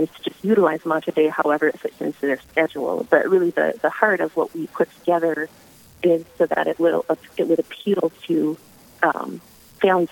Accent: Verndale, Minnesota, United States; moved away as an adult; now in Duluth, United States; I'm a little bit northwest of Brainerd in a small town you've probably never heard of, Verndale.

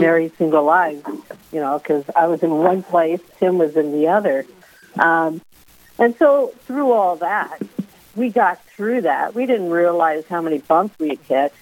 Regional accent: California, United States; moved away as an adult; now in Vermillion, United States; I was raised in California, but my parents grew up in South Dakota and Iowa

